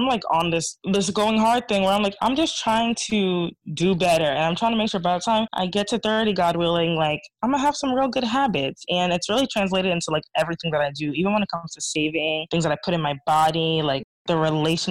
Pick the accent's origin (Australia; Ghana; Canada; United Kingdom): Ghana; I'm Ghanaian